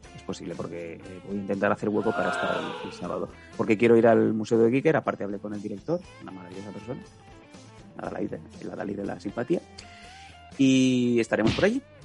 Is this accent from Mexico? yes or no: no; Catalan-speaking hometown, Catalan-speaking area, Spain